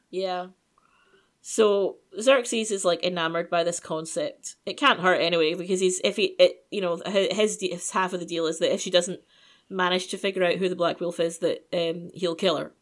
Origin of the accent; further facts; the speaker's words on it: United Kingdom; I'm British.